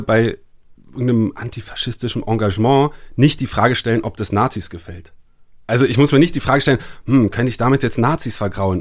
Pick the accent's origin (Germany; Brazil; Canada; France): France; ich bin Franzose